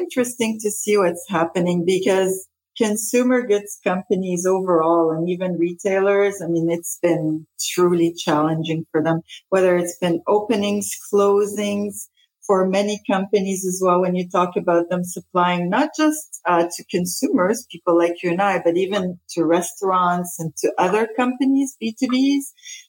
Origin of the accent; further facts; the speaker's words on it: Quebec, Canada; also born or lived in Lebanon / Denmark / Spain; So I'm Lebanese originally. I was born in Lebanon. So when the war started in Lebanon, we actually moved many places. We moved to Denmark first and then Spain and then ended up in Canada and haven't left here since I was 13.